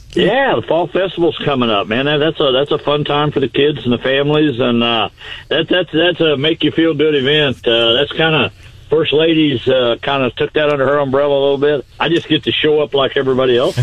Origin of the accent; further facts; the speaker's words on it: Missouri, United States; I'm actually at home today in, in my hometown.